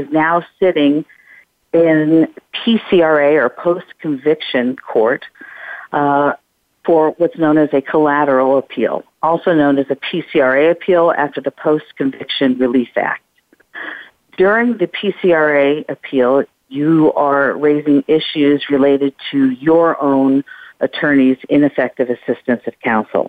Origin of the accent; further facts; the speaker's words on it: Colorado, United States; moved away as an adult; also born or lived in Washington, D.C.; now in Philadelphia, United States; I'm from Colorado originally